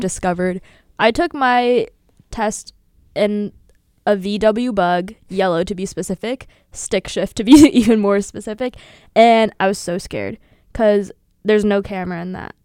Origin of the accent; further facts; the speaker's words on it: Sewickley, Pennsylvania, United States; moved away as an adult; now in Milwaukee, United States; I'm from Swickley, P A, in parentheses, outside of Pittsburgh